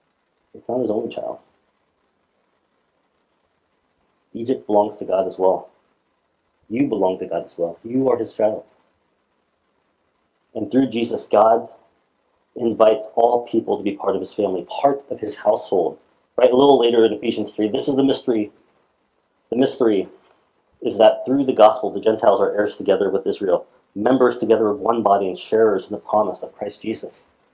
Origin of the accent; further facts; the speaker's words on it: South Korea; born there; Most of you guys know I was born in Korea.